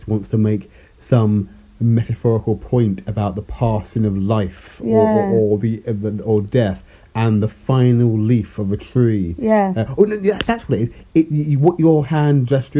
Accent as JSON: {"language": "English", "town": "Croydon", "region": "London", "country": "United Kingdom", "tie": "born or raised there", "said": "I grew up in suburban Croydon"}